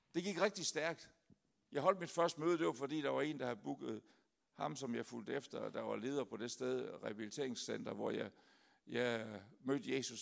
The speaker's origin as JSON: {"language": "Danish", "country": "Denmark", "said": "kommer jeg så fra det lyse Jylland"}